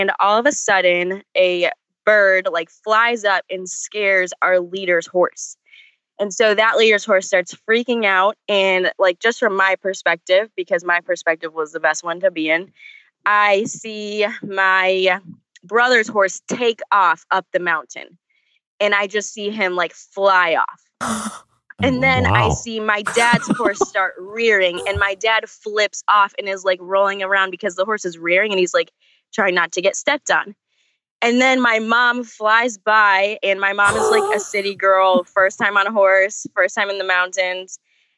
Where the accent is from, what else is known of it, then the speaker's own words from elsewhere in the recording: Buffalo, New York, United States; moved away as an adult; now in Lynchburg, United States; we're from Buffalo